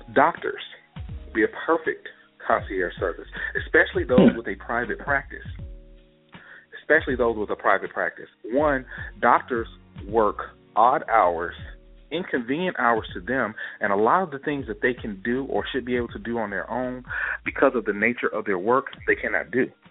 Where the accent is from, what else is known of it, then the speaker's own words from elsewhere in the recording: Gulfport, Mississippi, United States; my hometown for example, Gulfport, Mississippi